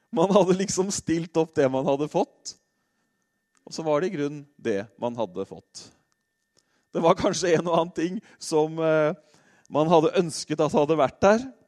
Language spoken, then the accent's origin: Norwegian; Norway; vi nordmenn